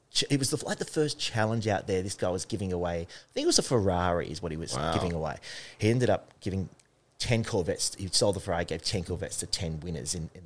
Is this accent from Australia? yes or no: yes; Hackham, South Australia, Australia; I was a kid from Hackham that had to save that money